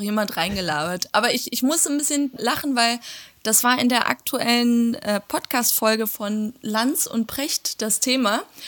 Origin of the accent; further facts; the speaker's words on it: Hagen, North Rhine-Westphalia, Germany; in meiner Heimatstadt Hagen